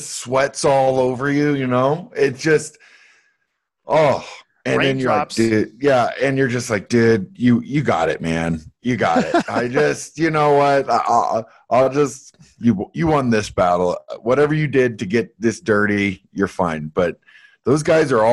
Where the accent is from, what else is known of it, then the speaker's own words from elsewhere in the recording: Canada; I grew up in Canada